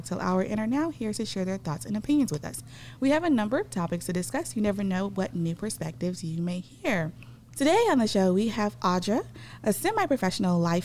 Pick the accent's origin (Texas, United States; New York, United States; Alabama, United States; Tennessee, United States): Texas, United States; Houston; My fellow native Houstonian